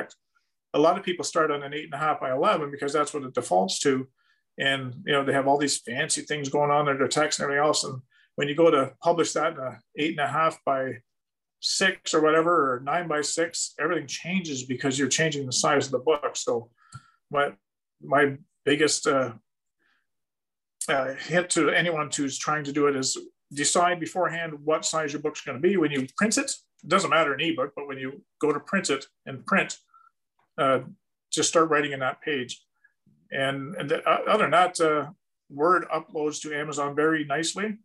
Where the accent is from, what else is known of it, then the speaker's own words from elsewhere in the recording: Canada; for me as a Canadian